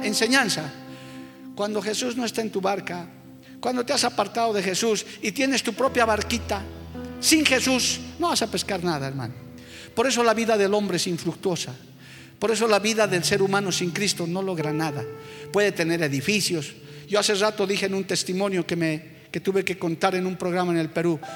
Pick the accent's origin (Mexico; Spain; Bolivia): Bolivia; somos sencillos ciudadanos de este hermoso país llamado Bolivia